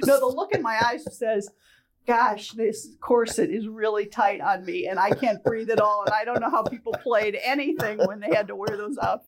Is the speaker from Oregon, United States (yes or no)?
no; Toledo, Ohio, United States; moved away as an adult; also born or lived in Grand Rapids, Michigan; I'm originally from Toledo, Ohio